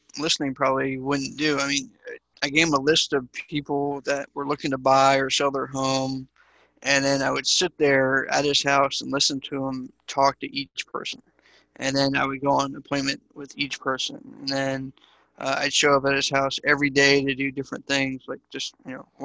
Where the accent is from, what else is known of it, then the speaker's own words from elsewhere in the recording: East Coast, United States; now in Dallas, United States; I'm originally from the East Coast, so I would shovel snow and wash cars and, sell blow pops at school